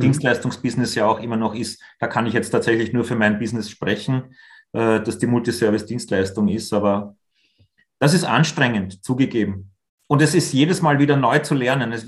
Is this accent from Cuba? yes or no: no; Austria; wir als Österreicher